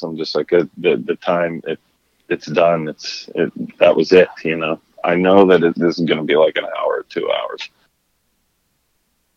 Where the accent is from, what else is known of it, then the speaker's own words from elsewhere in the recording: Pittsburgh, Pennsylvania, United States; moved away; we're both from Pittsburgh.